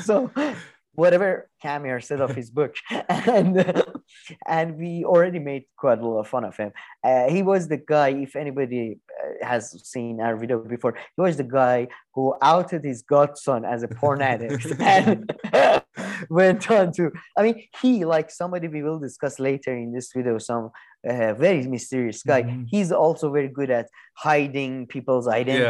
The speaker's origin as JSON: {"language": "English", "region": "New York", "country": "United States", "said": "I'm from New York."}